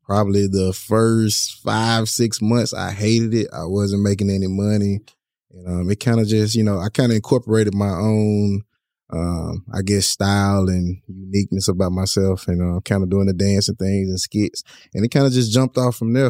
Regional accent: Grenada, Mississippi, United States; also born or lived in Joplin, Missouri; I'm originally here from Grenada.

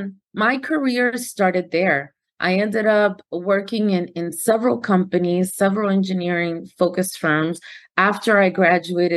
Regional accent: Newark, New Jersey, United States; also born or lived in Dominican Republic; I was raised in Newark, New Jersey, proud of coming from Newark, New Jersey

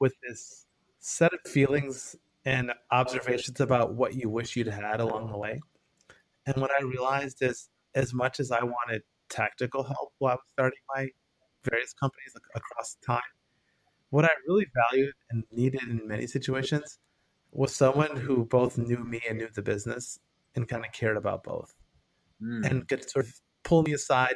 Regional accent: northern suburbs of Detroit, Michigan, United States; moved away as an adult; now in Bay Area, United States; I'm originally from Michigan. So I was born in the northern suburbs of Detroit. I lived there until I was 18

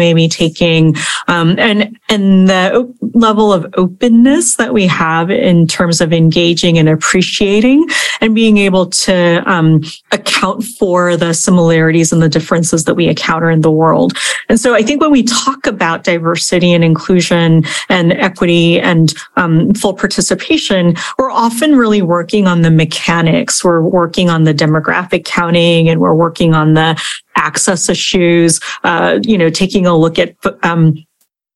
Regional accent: Kansas, United States; moved away; also born or lived in Korea; I'm a 40 something Korean American woman, I'm Asian American, 1.5 generation immigrant. I also grew up in the Midwest in Kansas

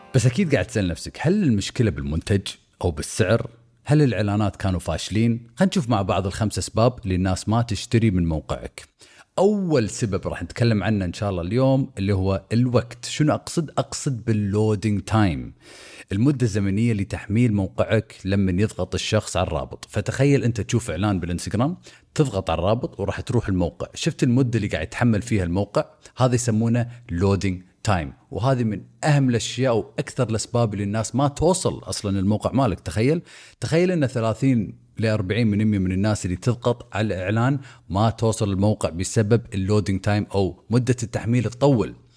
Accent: Kuwait; احنا هنا عندنا بالكويت

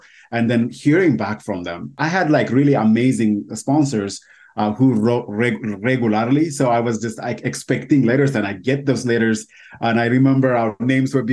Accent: Ethiopia; English is a second language; moved away as an adult; now in United States; I moved from Ethiopia to the U.S. a little over 8 years ago

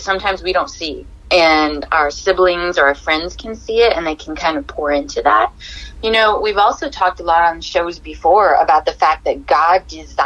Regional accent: Hawaii, United States; I am a DJ from Hawaii

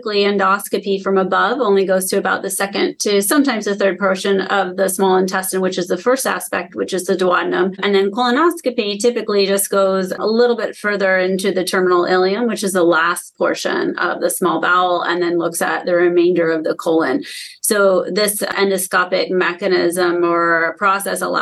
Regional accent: Vermont, United States; moved away as an adult; now in Cleveland, United States; I'm actually from Vermont. I came here in 2011

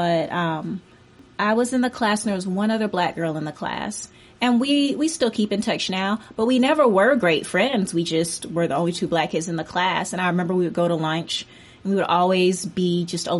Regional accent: Atlanta, Georgia, United States; I grew up in Atlanta, and I grew up in the southwest suburbs of Atlanta

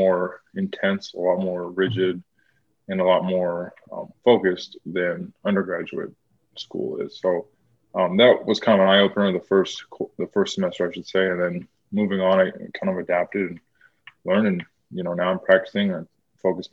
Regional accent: Spokane, Washington, United States; I'm from Spokane, Washington

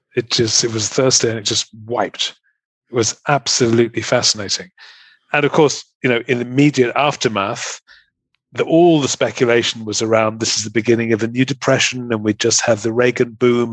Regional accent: England, United Kingdom; moved away as an adult; also born or lived in Germany / Munich; now in Ireland; I am an Englishman living in Ireland.

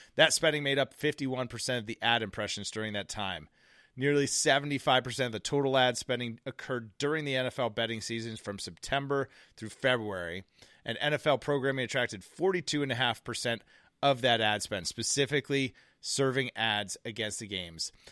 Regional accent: United States; As American citizens

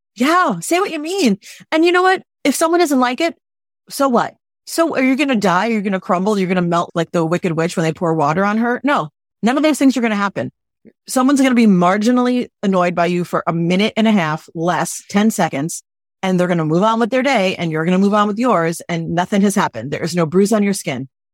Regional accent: New York City, New York, United States; I'm from New York City. I'm direct

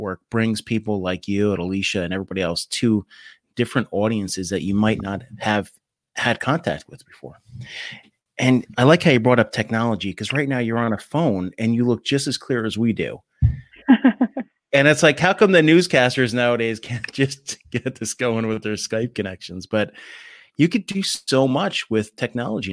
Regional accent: New Jersey, United States; I'm from Jersey.

